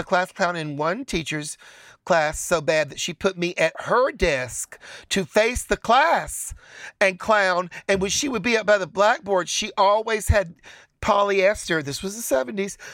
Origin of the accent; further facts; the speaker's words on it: Chattanooga, Tennessee, United States; where I grew up in Chattanooga, Tennessee